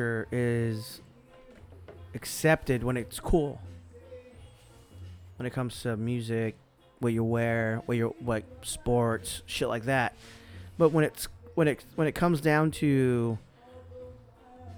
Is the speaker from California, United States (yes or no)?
yes; California, United States; We grew up in California